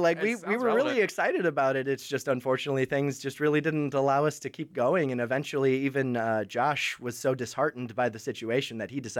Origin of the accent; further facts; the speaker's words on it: Wisconsin, United States; moved away as an adult; now in Nashville, United States; I do vocals and a lot of writing for the band. I'm originally from Wisconsin.